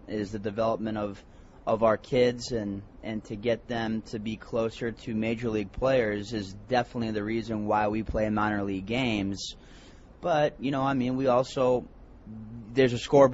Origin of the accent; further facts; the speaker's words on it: Boston, Massachusetts, United States; also born or lived in Connecticut; I'm from Boston, Massachusetts